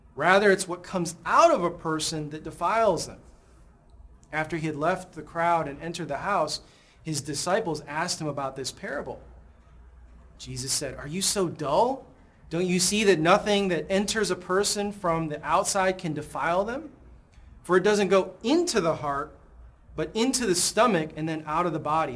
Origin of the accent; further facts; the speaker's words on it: Chicago, Illinois, United States; moved away; my hometown, Chicago